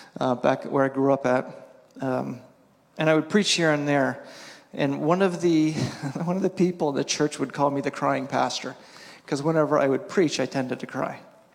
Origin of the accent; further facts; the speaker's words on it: East Coast, United States; I grew up on the East Coast, and the East Coast is way more, you follow these steps.